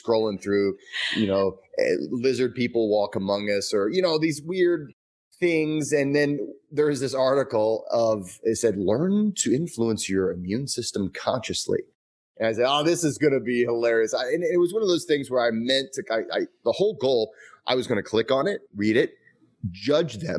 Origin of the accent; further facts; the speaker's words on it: Midwest, United States; I am from the Midwest